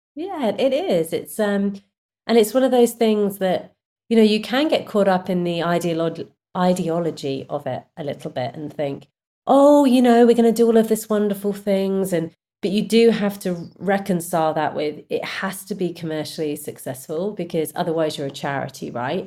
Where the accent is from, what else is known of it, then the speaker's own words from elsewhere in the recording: United Kingdom; I'm a Brit, and we have a certain work culture